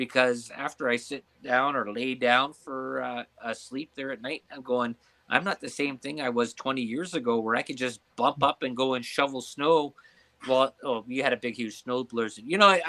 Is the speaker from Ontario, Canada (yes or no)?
yes; Ontario, Canada; I'm from Ontario